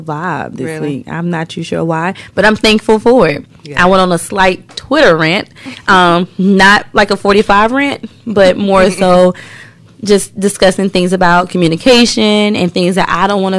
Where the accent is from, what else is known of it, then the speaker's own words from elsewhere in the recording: the South, United States; we're from the South